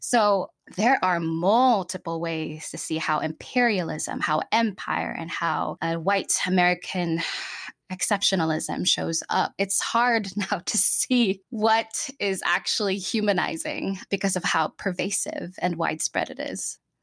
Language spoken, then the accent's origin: English; Philippines; English is a second language; moved away as an adult; also born or lived in Chicago, United States; now in Seattle, United States; I'm born and raised in the Philippines until I was about nineteen years old